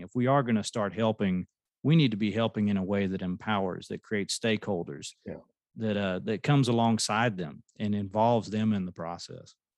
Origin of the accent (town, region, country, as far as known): United States